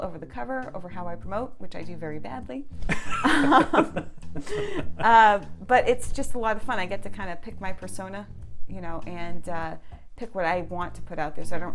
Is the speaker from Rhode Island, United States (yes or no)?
no; New Hampshire, United States; also born or lived in Lawrence, Massachusetts; I grew up mostly in New Hampshire.